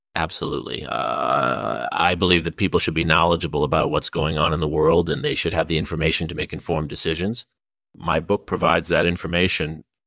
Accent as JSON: {"language": "English", "area": "Silicon Valley", "region": "California", "country": "United States", "tie": "born or raised there", "said": "I grew up in Silicon Valley"}